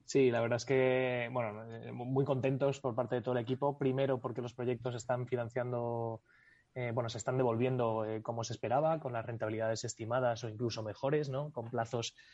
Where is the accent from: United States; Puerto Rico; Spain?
Spain